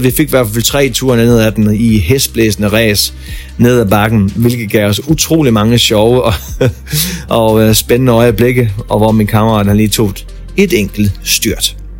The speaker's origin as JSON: {"language": "Danish", "country": "Denmark", "moved": "as an adult", "lives_now": "New Zealand", "said": "hjemme i Danmark"}